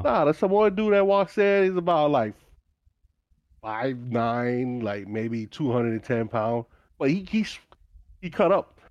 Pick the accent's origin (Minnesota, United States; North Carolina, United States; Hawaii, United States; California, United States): Hawaii, United States; moved away as an adult; I grew up in Hawaii